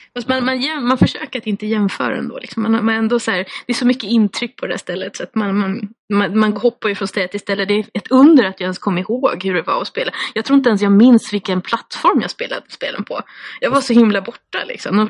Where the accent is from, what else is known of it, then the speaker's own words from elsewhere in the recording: Skogås, Stockholm County, Sweden; jag är ju uppvuxen i Skogås som är 20 minuter från, från Stockholm